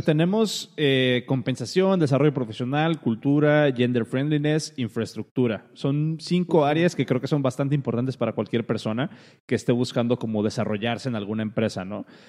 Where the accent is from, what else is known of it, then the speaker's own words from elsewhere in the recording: Colima, Mexico; yo soy de Colima